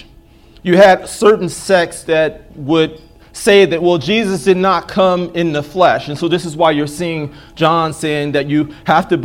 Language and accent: English; United States; I'm an American